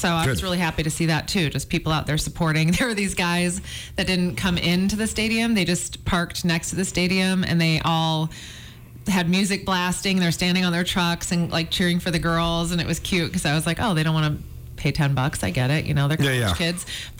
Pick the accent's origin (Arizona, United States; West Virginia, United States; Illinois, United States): Illinois, United States; Chicago; Well, this week in France, as I like to say, since I'm from Chicago, France, there was a Malice in the Palace